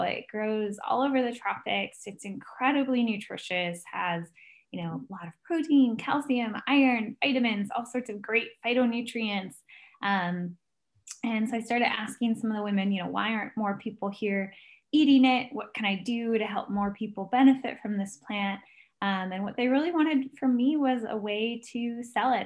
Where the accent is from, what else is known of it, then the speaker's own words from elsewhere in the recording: United States; as an American